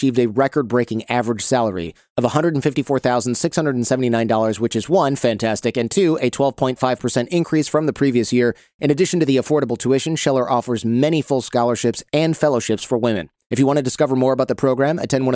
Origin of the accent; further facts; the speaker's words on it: Michigan, United States; I grew up in Michigan as a middle-class white dude, so we wore our shoes all through the house